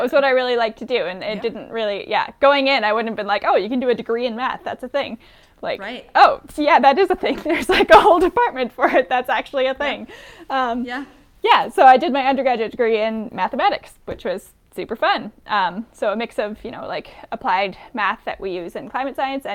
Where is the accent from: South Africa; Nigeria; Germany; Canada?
Canada; rural British Columbia; I grew up in a small town in rural British Columbia